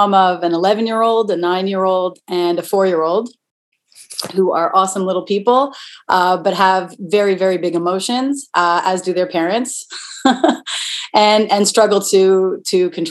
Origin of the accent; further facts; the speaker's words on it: Toronto, Ontario, Canada; I'm from Toronto